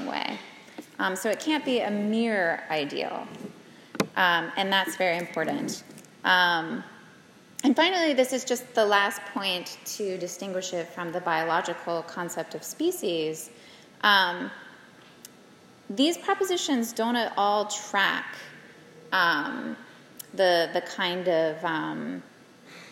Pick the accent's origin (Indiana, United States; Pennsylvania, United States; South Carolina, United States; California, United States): South Carolina, United States; I'm from South Carolina, so we have the loggerhead turtles